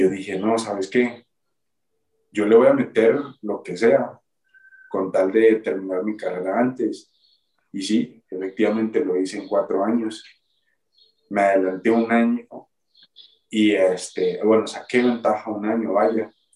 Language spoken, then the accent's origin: Spanish; Neiva, Huila, Colombia; moved away as an adult; also born or lived in Aguascalientes, Mexico / United States; now in Mexico; mi ciudad natal, que es Neiva